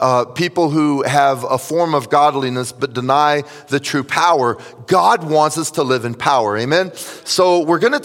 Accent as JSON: {"language": "English", "town": "Tampa", "region": "Florida", "country": "United States", "tie": "born or raised there", "also_born_or_lived": "Jacksonville, Florida", "said": "I was raised in Tampa"}